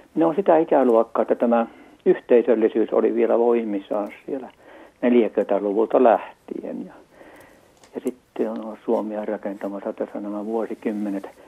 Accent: Central Ostrobothnia, Finland; täältä Pohjanmaalta lähtöisin oikeastaan keskeltä Pohjanmaata, Keski-Pohjanmaata

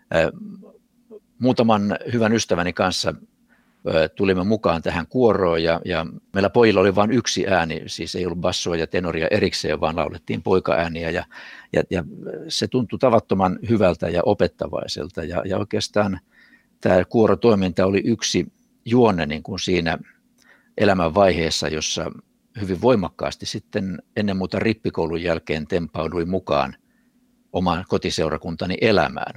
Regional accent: Vaasa, Ostrobothnia, Finland; also born or lived in Kurikka; se oli minun ensimmäinen kotini kotikaupungissani Vaasassa

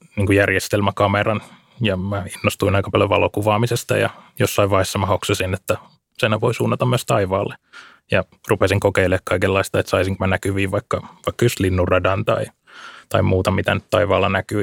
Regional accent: Lohja, Uusimaa, Finland; Mä kasvoin tuolla Lohjalla tuolla vähän enemmän maaseudun puolella

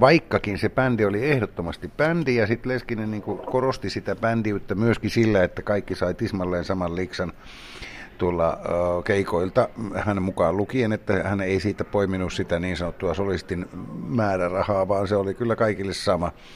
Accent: Kemi, Lapland, Finland; moved away as an adult; olin kovinkin ahdistuneena kotikaupungissani Kemissä

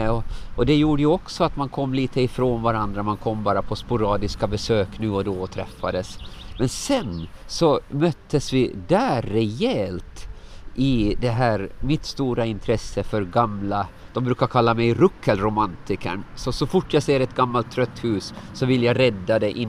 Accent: Åland, Finland; born there; var är en tryggare plats än där jag är född på Åland?

